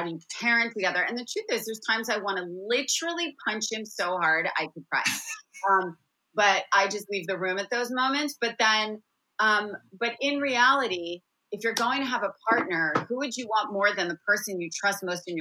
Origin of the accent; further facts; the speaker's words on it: New Jersey, United States; moved away as an adult; also born or lived in Washington, District of Columbia, United States / New York City; I grew up in New Jersey